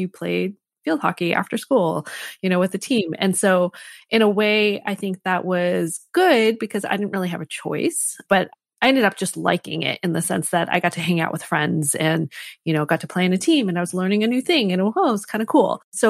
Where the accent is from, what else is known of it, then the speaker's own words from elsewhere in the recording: Connecticut, United States; So I grew up in Connecticut and my parents were immigrants to this country.